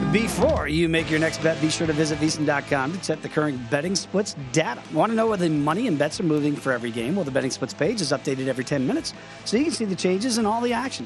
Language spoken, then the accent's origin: English; Virginia Beach, Virginia, United States; I grew up in Virginia Beach, Virginia.